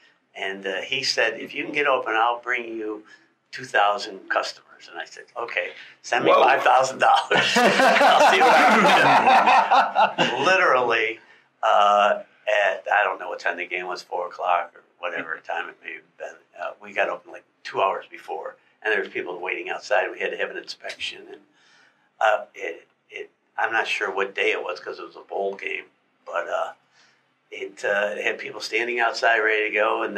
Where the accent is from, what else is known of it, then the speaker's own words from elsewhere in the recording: Atlanta, Georgia, United States; now in Gainesville, United States; I came from Atlanta, and there was a section of town called Midtown up there.